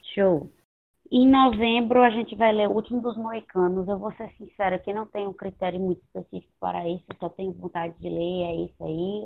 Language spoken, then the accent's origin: Portuguese; Northeast Region, Brazil; eu sou nordestina